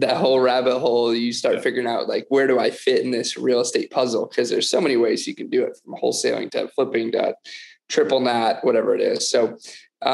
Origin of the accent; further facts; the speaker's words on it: outside of Detroit, Michigan, United States; now in Austin, United States; I grew up outside of Detroit, Michigan, in the suburbs